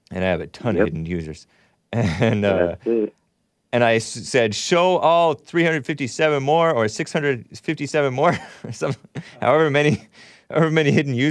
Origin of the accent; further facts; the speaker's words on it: New Zealand; moved away as an adult; now in Norway; No, I'm from New Zealand, actually.